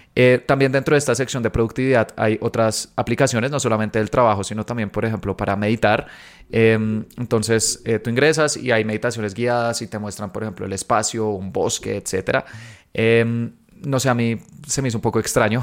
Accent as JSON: {"language": "Spanish", "country": "Colombia", "said": "soy de Colombia"}